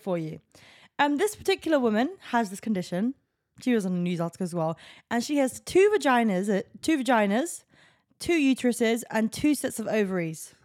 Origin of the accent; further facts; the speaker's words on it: England, United Kingdom; I'm an English person.